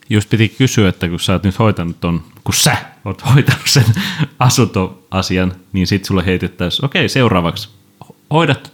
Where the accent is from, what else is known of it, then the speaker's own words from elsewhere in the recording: Tuusula, Uusimaa, Finland; ehkä ei Tuusulassa, mistä olen kotoisin, niin on semmoista ongelmaa